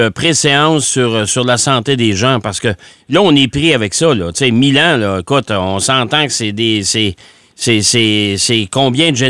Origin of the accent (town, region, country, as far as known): Mauricie, Quebec, Canada